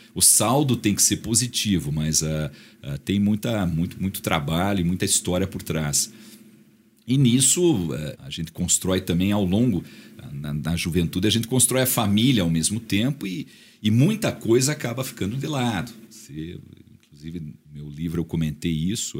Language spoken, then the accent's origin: Portuguese; Ponta Grossa, Paraná, Brazil; quando eu era criança em Ponta Grossa. A gente morava numa casa muito ampla